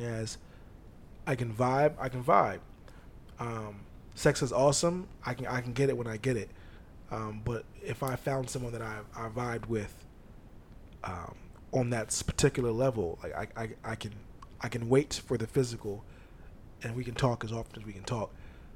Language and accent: English; Virginia, United States; I'm from Virginia